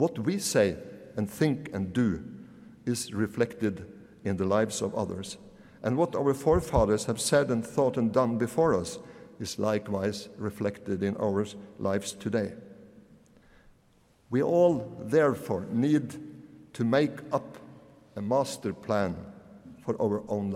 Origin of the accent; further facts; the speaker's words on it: Møre og Romsdal, Norway; When I grew up in Romsdal on the west coast in the 1960s